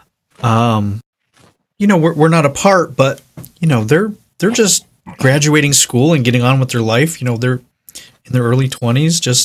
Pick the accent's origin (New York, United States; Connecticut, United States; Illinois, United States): New York, United States; Buffalo; also born or lived in Bakersfield, California / Orange County, California / Los Angeles, California / London; now in Nashville, United States; I grew up in upstate New York, outside of Buffalo